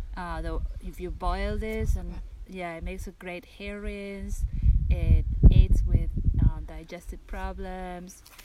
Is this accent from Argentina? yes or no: yes; Argentina; moved away as an adult; also born or lived in East Coast, United States; now in California, United States; I'm from Argentina originally